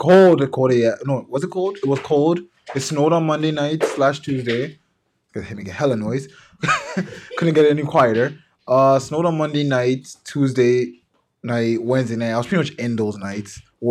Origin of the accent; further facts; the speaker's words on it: Canada; Because we're Canadian.